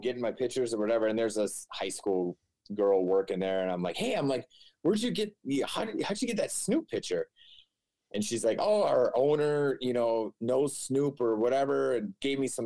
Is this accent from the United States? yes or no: yes; Minnesota, United States; we're from Minnesota.